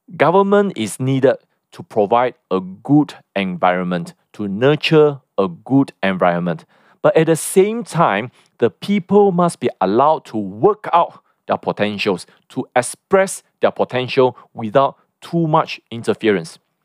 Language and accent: English; Malaysia